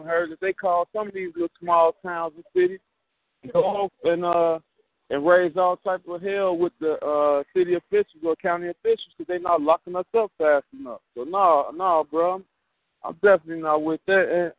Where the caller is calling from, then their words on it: Chicago, Illinois, United States; from Chicago, God.